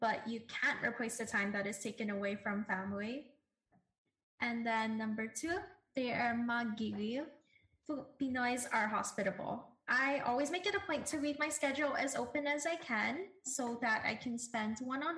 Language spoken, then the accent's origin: English; Hawaii, United States; this is what makes me a Hawaii girl